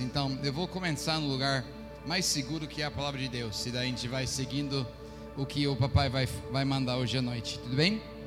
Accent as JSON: {"language": "Portuguese", "country": "United States", "second_language": "Portuguese", "moved": "as an adult", "lives_now": "Recife, Brazil", "said": "eu fiz na minha terra dos Estados Unidos"}